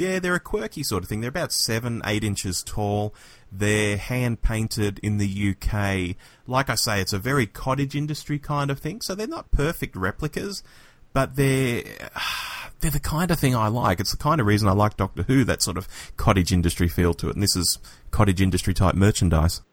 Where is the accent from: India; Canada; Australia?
Australia; Sydney, New South Wales; growing up in Australia